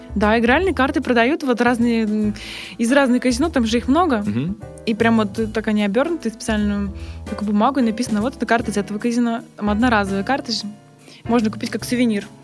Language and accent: Russian; Vladivostok, Primorsky Krai, Russia; я сама из, родом из Владивостока